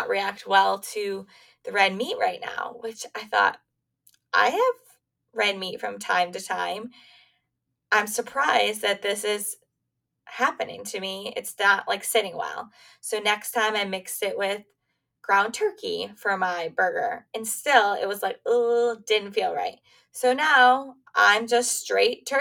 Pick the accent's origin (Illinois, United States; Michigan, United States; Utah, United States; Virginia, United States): Michigan, United States; moved away as an adult; also born or lived in Pennsylvania; I grew up in Michigan, now I'm back in Michigan, but I also lived in Pennsylvania too